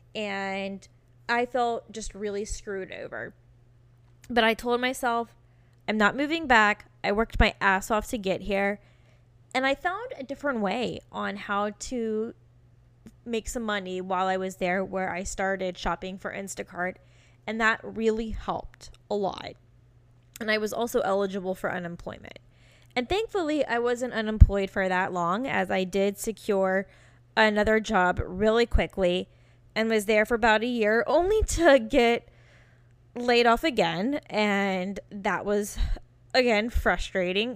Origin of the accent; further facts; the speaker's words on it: Virginia, United States; moved away as an adult; also born or lived in California; I got my first job and I got the hell out of Virginia and moved to California